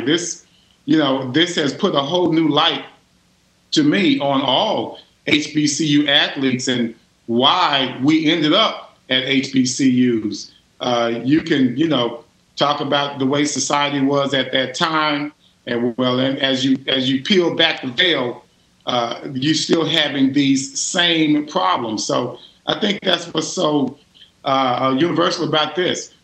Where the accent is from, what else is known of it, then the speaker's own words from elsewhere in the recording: Richardson, Texas, United States; growing up in Richardson